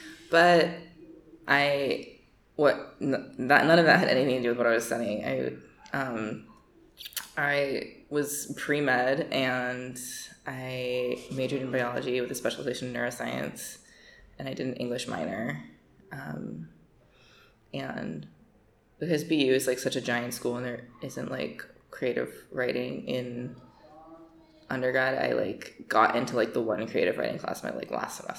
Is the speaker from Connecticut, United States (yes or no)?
yes; Connecticut, United States; also born or lived in Wilton, Connecticut / Ridgefield, Connecticut / Stamford, Connecticut; I grew up in Connecticut, between Wilton and then Ridgefield and then Stamford, which is a very white suburban place.